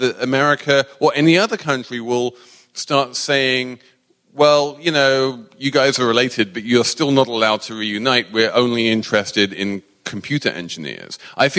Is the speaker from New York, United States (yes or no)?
yes; New York, United States; As a New Yorker, I am completely down with this.